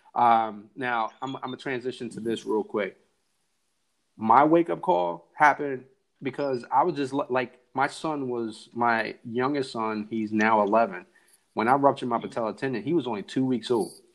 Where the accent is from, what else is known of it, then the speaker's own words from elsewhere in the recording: New Jersey, United States; I'm from New Jersey. We barely say hi.